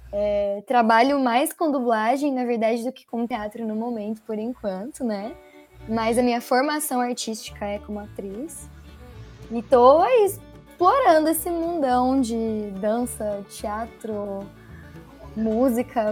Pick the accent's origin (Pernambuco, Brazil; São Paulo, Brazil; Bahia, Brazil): São Paulo, Brazil; Campinas; eu sou de Campinas, São Paulo mesmo, nasci